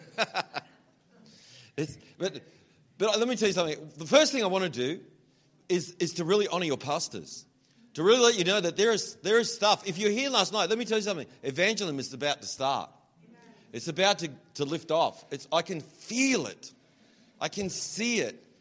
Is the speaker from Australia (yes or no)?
yes; Australia; accent: Australian; I have to kind of change my accent a little bit, otherwise, you don't understand me. So it's funny, I have to sort of slide into this other thing. You, should hear me when I'm like really Australian.